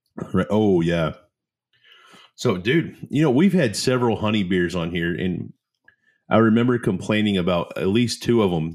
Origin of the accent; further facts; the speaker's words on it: Oklahoma, United States; accent: country; I'm from Oklahoma. That's just how we talk in the South